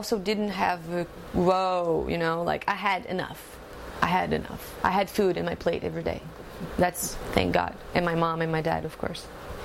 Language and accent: English; Joinville, Santa Catarina, Brazil; English is a second language; I am from Brazil. I'm from the South. My state is called Santa Catarina and a town called Joinville.